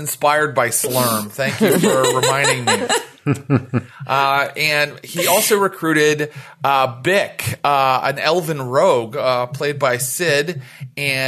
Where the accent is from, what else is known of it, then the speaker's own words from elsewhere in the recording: West Virginia, United States; accent: West Virginia pronunciation; I'm from West Virginia, and I use the West Virginia pronunciation